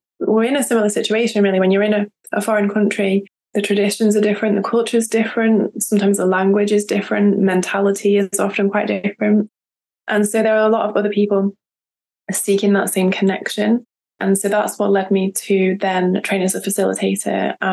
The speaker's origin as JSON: {"language": "English", "country": "United Kingdom", "moved": "yes", "lives_now": "France", "said": "I am British, but I live in France."}